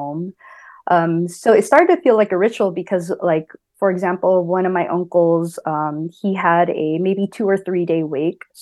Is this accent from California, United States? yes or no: yes; California, United States; I'm born and raised in California, I lived here all my life